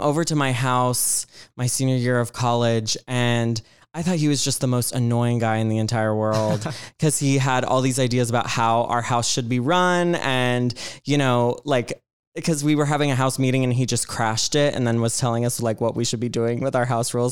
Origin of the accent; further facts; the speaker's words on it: Georgia, United States; I grew up in Georgia